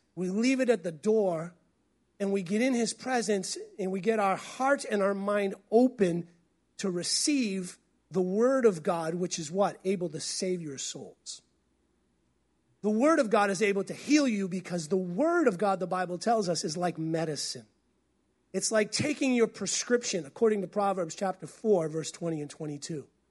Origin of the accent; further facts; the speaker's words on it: New England, United States; moved away as an adult; also born or lived in Tulsa, Oklahoma; now in Pacific Northwest, United States; I came from New England